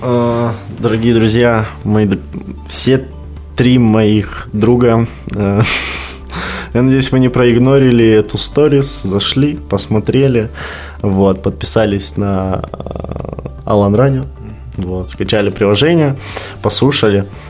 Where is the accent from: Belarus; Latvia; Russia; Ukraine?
Belarus; now in Kazakhstan; я белорус